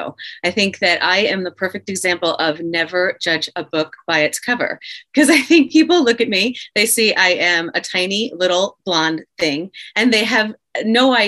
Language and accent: English; Philadelphia, Pennsylvania, United States; I grew up in the Philadelphia area